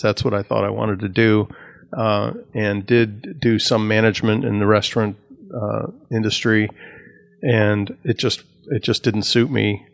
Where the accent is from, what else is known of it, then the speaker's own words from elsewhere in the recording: Northlake, Illinois, United States; now in Tampa Bay area, United States; I was born and raised outside of Chicago, a small suburb called North Lake, Illinois.